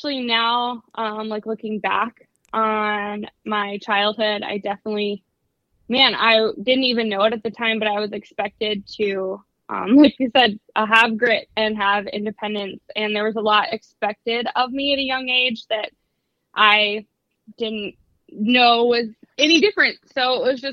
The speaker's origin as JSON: {"language": "English", "town": "Juneau", "region": "Alaska", "country": "United States", "tie": "born or raised there", "said": "I grew up on Shelter Island just outside of Juneau"}